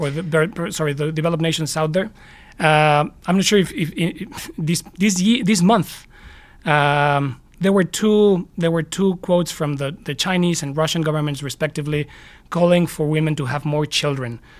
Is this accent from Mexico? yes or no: yes; Mexico City, Mexico; now in United States; while I was in Mexico City, my, my hometown